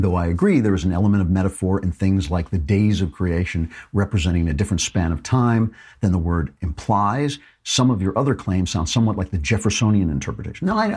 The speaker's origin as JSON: {"language": "English", "country": "United States", "said": "I'm an American"}